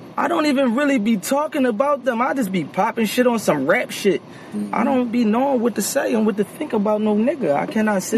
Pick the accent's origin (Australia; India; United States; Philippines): United States; Philadelphia, Pennsylvania; I'm from North Philly. I'm from the track